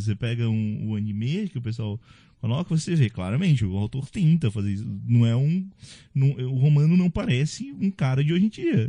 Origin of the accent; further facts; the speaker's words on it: Northeast Region, Brazil; eu sou do Nordeste